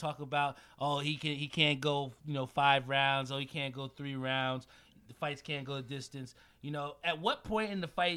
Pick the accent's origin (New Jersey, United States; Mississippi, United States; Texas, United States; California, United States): New Jersey, United States; Edison; we're from Edison